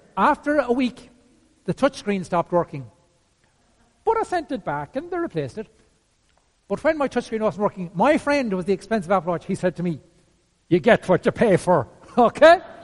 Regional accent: Ireland

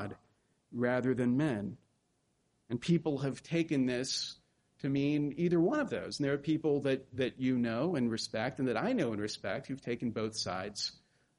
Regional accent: the South, Gulf Coast, United States; accent: Southern; moved away; I come from the South on the Gulf Coast, and there's an assumption that people make about us Southerners

